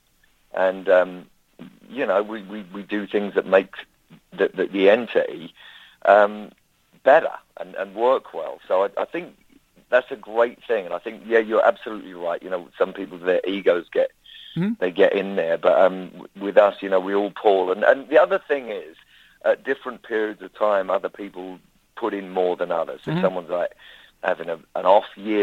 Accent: London, United Kingdom; I'm from London

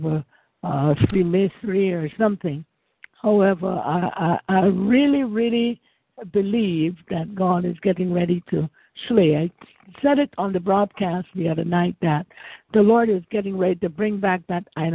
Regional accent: Guyana; now in Winter Haven, United States; I live in Winter Haven, Florida, but I'm from Guyana. Originally

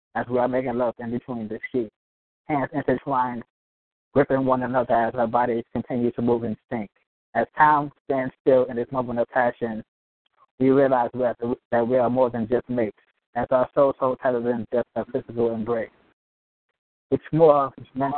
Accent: New York City, New York, United States; now in Norfolk, United States; I'm from Brooklyn, New York, but I currently reside in Norfolk, Virginia

